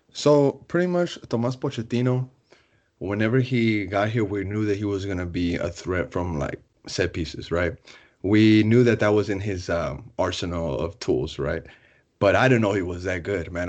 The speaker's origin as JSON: {"language": "English", "town": "Austin", "region": "Texas", "country": "United States", "tie": "born or raised there", "said": "I'm born and raised in Austin"}